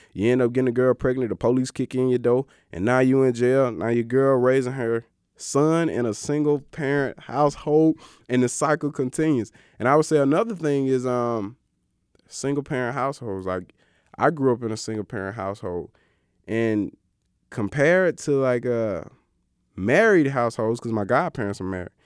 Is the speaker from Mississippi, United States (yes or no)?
yes; Greenwood, Mississippi, United States; I grew up in Greenwood, Mississippi, the Delta